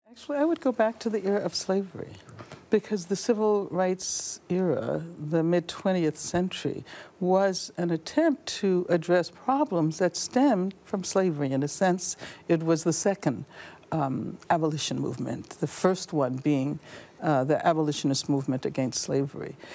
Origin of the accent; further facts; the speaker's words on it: Birmingham, Alabama, United States; when I was young, growing up in Birmingham, Alabama